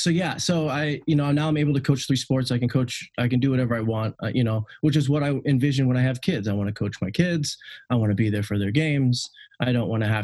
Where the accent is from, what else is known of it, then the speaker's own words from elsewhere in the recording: Seattle, Washington, United States; I'm from the Seattle area